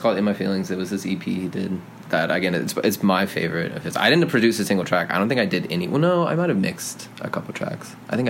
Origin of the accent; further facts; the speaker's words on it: Denver, Colorado, United States; moved away as an adult; also born or lived in New York; I grew up in Denver, but again, like I spent my whole life kind of going in between the two.